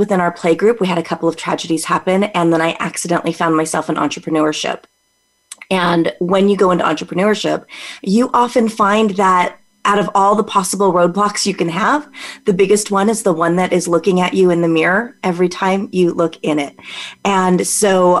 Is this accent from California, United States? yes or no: yes; California, United States; also born or lived in Las Vegas, Nevada; Born and raised in California, escaped to Vegas for a little bit, met my husband, got dragged back.